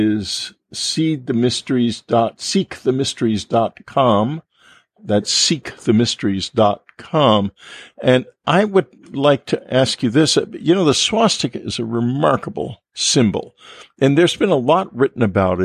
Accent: San Antonio, Texas, United States; when I was a boy growing up in San Antonio

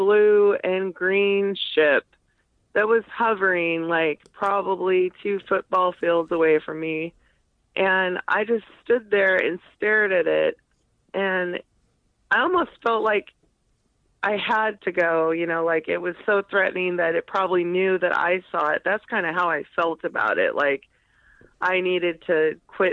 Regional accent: Boise, Idaho, United States; moved away as an adult; also born or lived in Portland, Oregon; I grew up in Boise where we didn't have volcanoes

